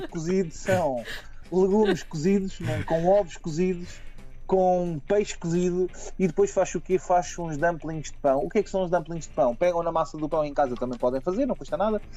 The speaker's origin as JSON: {"language": "Portuguese", "country": "Portugal", "said": "nós portugueses"}